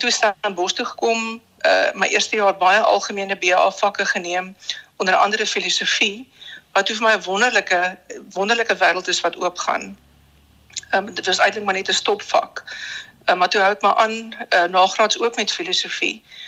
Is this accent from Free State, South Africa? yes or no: yes; Bloemfontein, Free State, South Africa; moved away; also born or lived in Bellville / Cape Town / Danielsrus; ek het hoofsaaklik groot geword in die Vrystaat